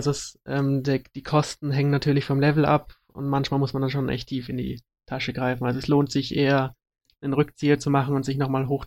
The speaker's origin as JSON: {"language": "German", "town": "Munich", "region": "Bavaria", "country": "Germany", "said": "Ja, ich bin Münchner, also."}